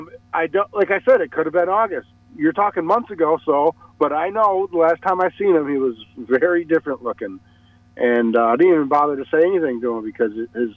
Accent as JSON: {"language": "English", "region": "New York", "country": "United States", "said": "I'm from New York."}